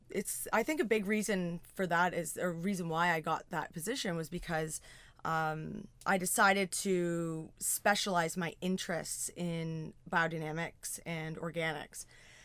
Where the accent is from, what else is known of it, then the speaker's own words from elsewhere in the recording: Ontario, Canada; Yeah, I'm from Southern Georgian Bay.